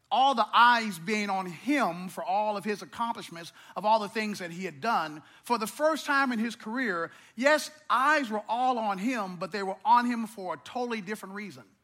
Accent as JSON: {"language": "English", "region": "Missouri", "country": "United States", "tie": "born or raised there", "said": "I come from very humble beginnings. And growing up in Missouri, we didn't have a lot."}